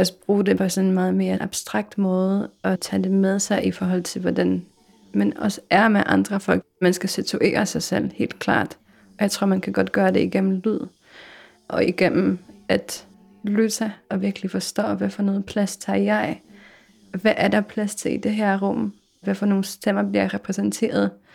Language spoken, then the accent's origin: Danish; Poland; accent: Polish; Danish is a second language; now in Denmark; jeg kunne høre min egen polsk accent